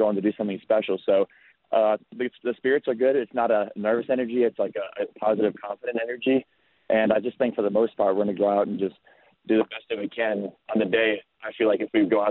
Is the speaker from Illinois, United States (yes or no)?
yes; Chicago, Illinois, United States; now in Cincinnati, United States; I grew up in Chicago.